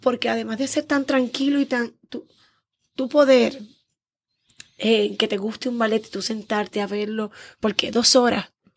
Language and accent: Spanish; San Juan, Puerto Rico; Soy criada y nacida en el Viejo San Juan. Juanera.